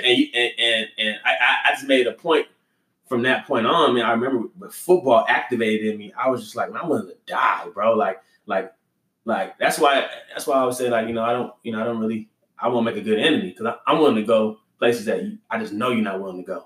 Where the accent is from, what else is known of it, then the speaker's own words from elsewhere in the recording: Los Angeles, California, United States; also born or lived in Staten Island, New York; I grew up in uh, Los Angeles, California